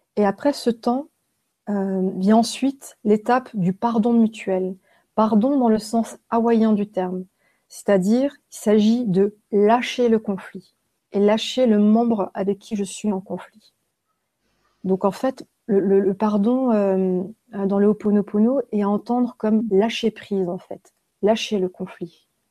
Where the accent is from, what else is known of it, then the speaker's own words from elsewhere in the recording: Haguenau, Grand Est, France; je suis née en Alsace, à Haguenau. Euh, je suis née dans un hôpital qui était à côté d'une prison et euh, j'habitais en face de cette prison. Donc j'ai grandi en face d'une maison centrale. Donc à Haguenau